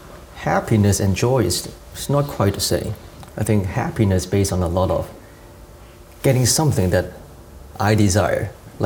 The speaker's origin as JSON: {"language": "English", "country": "Hong Kong", "moved": "yes", "said": "I'm from Hong Kong"}